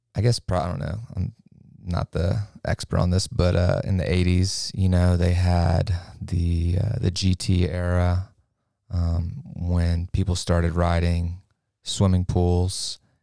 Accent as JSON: {"language": "English", "town": "Lafayette", "country": "United States", "tie": "born or raised there", "said": "I'm from Lafayette. I grew up about half a block from downtown"}